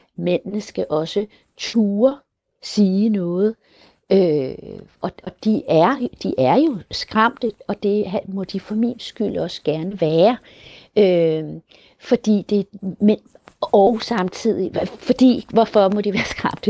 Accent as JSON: {"language": "Danish", "country": "Colombia", "also_born_or_lived": "Denmark", "said": "i Colombia, hvor jeg kommer fra"}